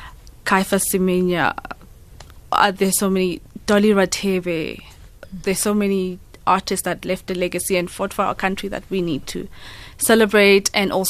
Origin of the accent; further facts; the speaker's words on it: Livingstone, Southern Province, Zambia; born there; I was born in exile. I was born in Livingstone in Zambia because my grandma was not allowed to come back.